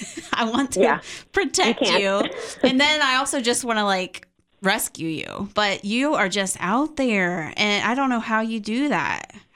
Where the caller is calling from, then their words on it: Buckeye Nation, Ohio, United States; we're calling you from Buckeye Nation.